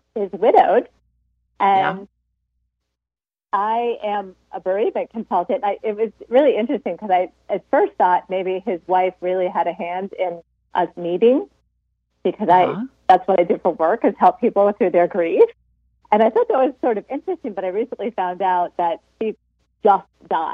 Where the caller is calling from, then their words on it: Richmond, Virginia, United States; I'm calling from Richmond, Virginia.